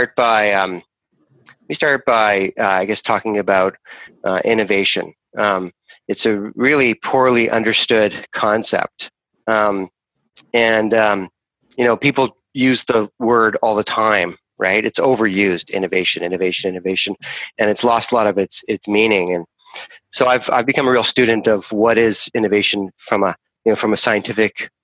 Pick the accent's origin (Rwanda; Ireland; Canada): Canada; also born or lived in Rome, Italy / Vancouver, Canada; I'm a Canadian, so I live in Vancouver, and my family actually immigrated from Europe. I was actually born in Europe. I was born in Rome, and we came here as an immigrant family